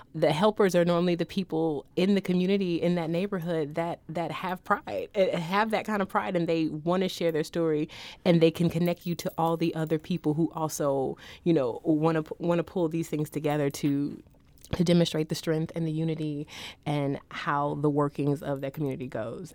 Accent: St. Louis, Missouri, United States; I'm from St. Louis

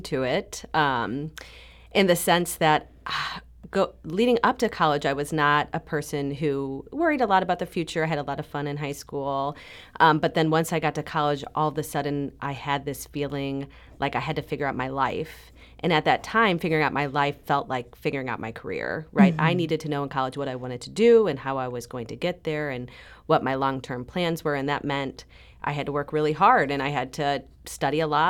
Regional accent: St. Louis, Missouri, United States; I'm from St. Louis

